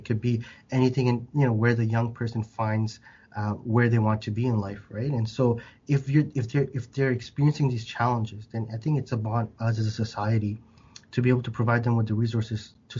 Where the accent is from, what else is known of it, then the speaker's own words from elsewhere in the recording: Canada; you wouldn't think of me as what you, when you see a Canadian, you know, just like, where are you really from? And then when I go to Bangladesh, the moment they hear me speak, they're like, where are you from?